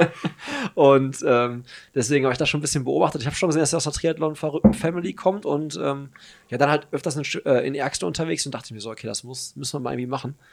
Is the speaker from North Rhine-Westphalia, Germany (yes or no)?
yes; Hagen, North Rhine-Westphalia, Germany; meine Heimatstadt